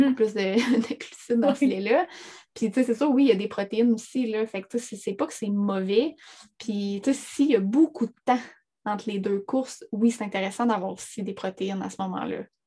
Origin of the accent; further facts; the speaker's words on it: Abitibi, Quebec, Canada; je viens de l'Abitibi.